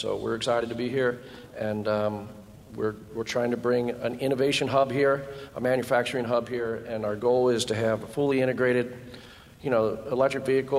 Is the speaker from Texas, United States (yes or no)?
no; Cincinnati, Ohio, United States; I'm from Cincinnati.